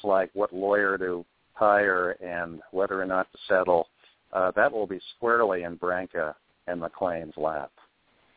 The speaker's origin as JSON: {"language": "English", "town": "Englewood", "region": "New Jersey", "country": "United States", "tie": "born or raised there", "also_born_or_lived": "New York", "said": "I was born in New York, but raised partly in New York, but mostly in Englewood, New Jersey"}